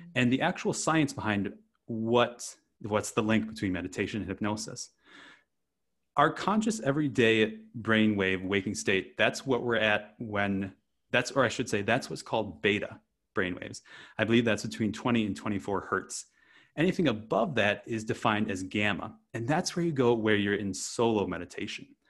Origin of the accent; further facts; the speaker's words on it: Wisconsin, United States; moved away as an adult; I grew up in Wisconsin, of all places, on a rural dairy farm